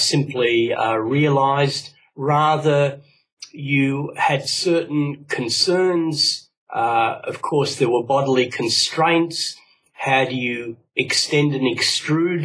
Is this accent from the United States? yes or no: no; Australia; Both my parents are from Cyprus, and but I grew up in Australia